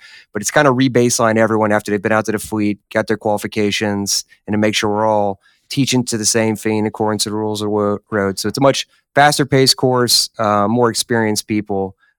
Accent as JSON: {"language": "English", "town": "Memphis", "region": "Tennessee", "country": "United States", "said": "as you know, I'm from Tennessee, wrong side of the state in Memphis, but jumped at the opportunity to be there."}